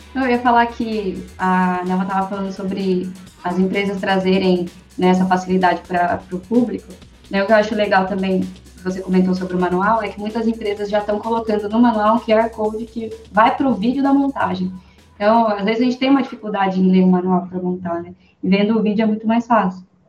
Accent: Sorocaba, São Paulo, Brazil; sou daqui de Sorocaba

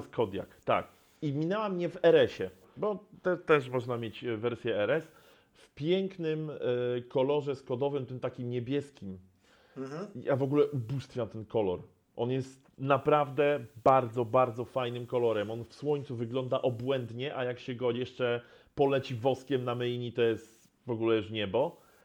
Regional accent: Poznań, Greater Poland, Poland; ja z Poznania

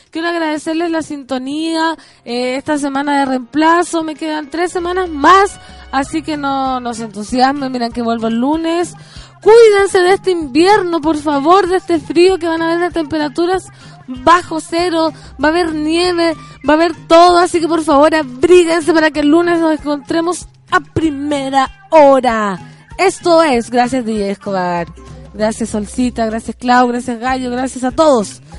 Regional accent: Putaendo, Valparaíso, Chile; tuve una gallina un rato en el departamento porque me la tuve que traer de Putaendo, que yo soy

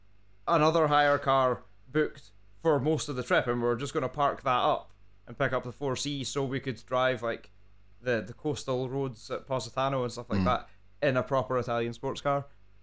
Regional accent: Scotland, United Kingdom; I'm a Scotsman.

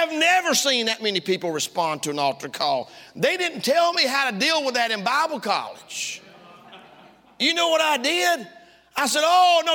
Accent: Tifton, Georgia, United States; moved away; also born or lived in South Africa; I'm from down south. Some of y'all didn't know that. I was born in South Georgia, a place called Tifton

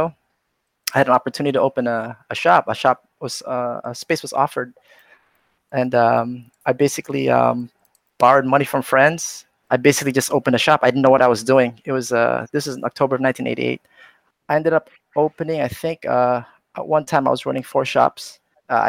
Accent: California, United States; moved away; I grew up in California, so I was going to college in California

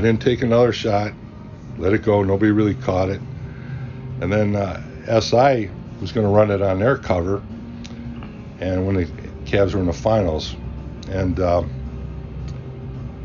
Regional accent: Cleveland, Ohio, United States; I grew up in Cleveland.

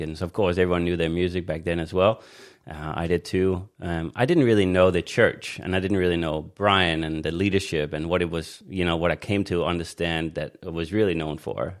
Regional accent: Denmark; moved away; also born or lived in Australia; I was born in Denmark on Jutland, uh, in Jutland

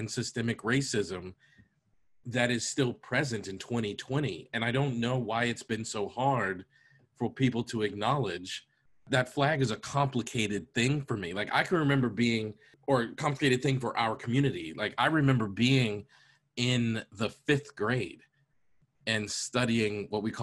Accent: United States; America is a country that I was born in, raised in.

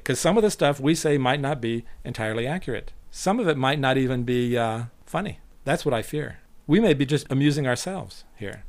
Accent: Colorado Springs, Colorado, United States; now in Japan; Colorado Springs, which is my hometown, which is where I grew up as a child

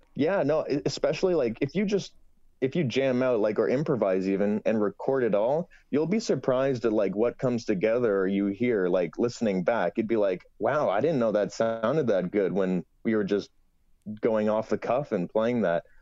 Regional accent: Toronto, Ontario, Canada; I'm from Toronto

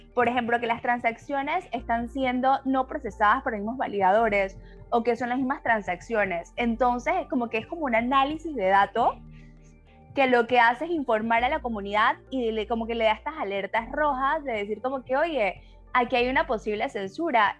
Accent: Panama; now in Mexico; yo soy panameña, pero vivo en México

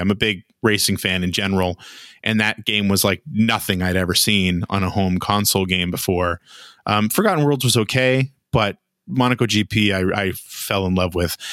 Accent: Nova Scotia, Canada; where I was from, uh, which is in Nova Scotia, you didn't have a whole lot of opportunities

